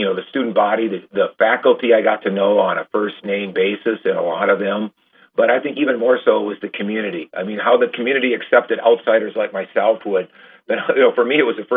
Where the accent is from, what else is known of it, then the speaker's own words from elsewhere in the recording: Randolph, Wisconsin, United States; now in Hudsonville, United States; I grew up in Randolph, Wisconsin.